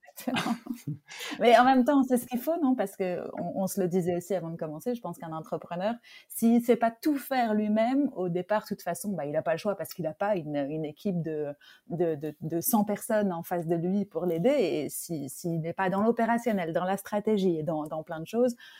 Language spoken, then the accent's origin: French; France; je suis française